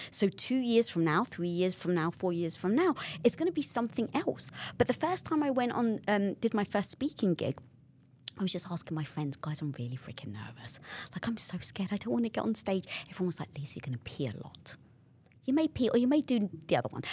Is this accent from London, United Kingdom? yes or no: yes; London, United Kingdom; moved away; I come from North London, being British